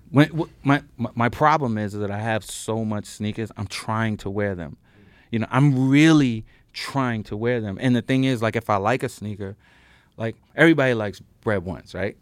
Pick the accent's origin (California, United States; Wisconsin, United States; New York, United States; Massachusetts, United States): New York, United States; New York City; I'm the kid from Brooklyn who got the scholarship